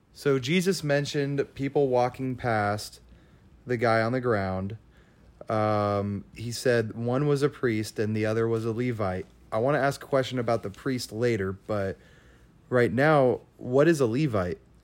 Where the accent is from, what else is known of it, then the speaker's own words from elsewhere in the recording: California, United States; I'm from California